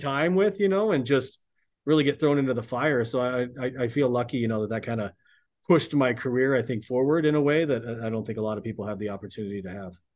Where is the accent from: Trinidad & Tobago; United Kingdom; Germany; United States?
United States; Hastings, Nebraska; moved away; I'm, I'm originally from Nebraska, grew up in a small town, uh, Hastings, Nebraska.